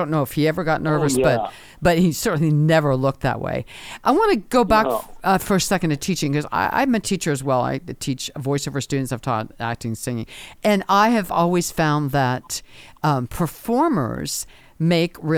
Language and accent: English; Washington, District of Columbia, United States; I'm from Washington, D.C.